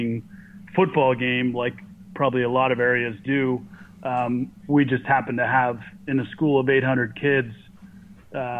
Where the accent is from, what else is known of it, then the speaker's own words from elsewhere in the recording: Berkeley, California, United States; also born or lived in Davis / New Zealand; I grew up in Berkeley